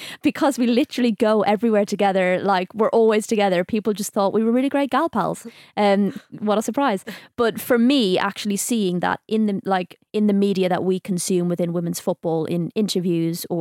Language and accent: English; Dublin, Leinster, Ireland; growing up in Dublin, I grew up in a small like town outside the kind of city centre.